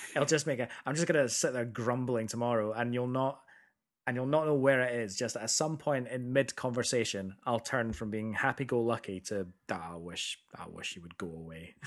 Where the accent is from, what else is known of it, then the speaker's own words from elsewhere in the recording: Edinburgh, Scotland, United Kingdom; moved away; also born or lived in America; we grew up in Edinburgh